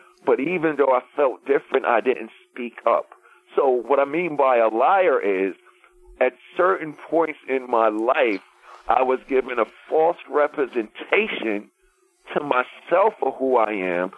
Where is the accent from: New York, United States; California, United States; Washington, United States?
New York, United States; New York City; from Hollis, Queens